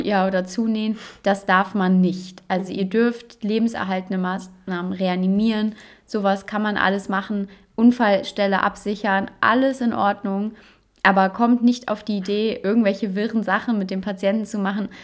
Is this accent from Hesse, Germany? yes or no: no; Saxony, Germany; bei uns in Sachsen